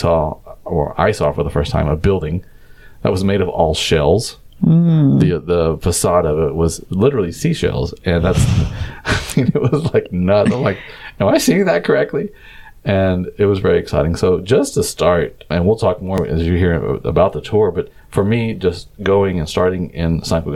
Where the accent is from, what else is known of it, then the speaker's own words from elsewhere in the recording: Texas, United States; now in Barcelona, Spain; especially in Texas, where I'm from